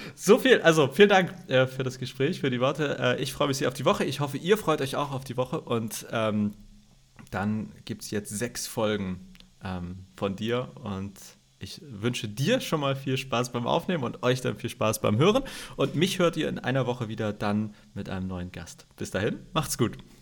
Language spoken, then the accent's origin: German; Hamburg, Germany; also born or lived in Greifswald / Berlin; wo ich aufgewachsen bin in Hamburg, Schnellsen